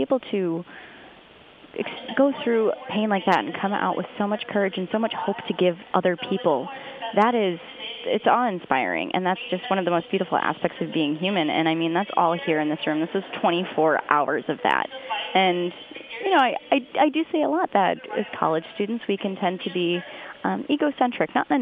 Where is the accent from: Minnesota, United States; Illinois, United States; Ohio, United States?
Illinois, United States; Chicago; growing up in Chicago myself